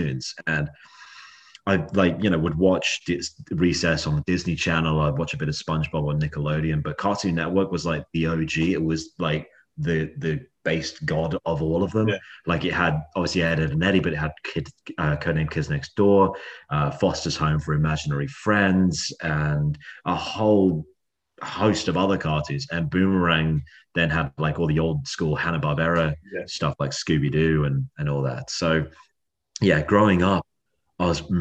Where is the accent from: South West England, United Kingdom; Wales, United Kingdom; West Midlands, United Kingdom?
South West England, United Kingdom; Cirencester; moved away as an adult; now in Sydney, Australia; I grew up in a small town there called Cirencester